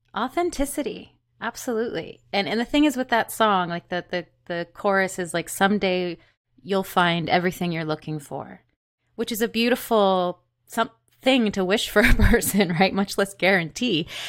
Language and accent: English; Peterborough, Ontario, Canada; also born or lived in Curve Lake Reserve; now in Toronto, Canada; Peterborough, Ontario. My family lived on Curve Lake Reserve at the time